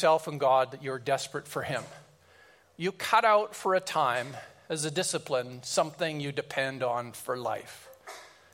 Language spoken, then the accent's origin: English; Kelowna, British Columbia, Canada; we drove back to Kelowna, my hometown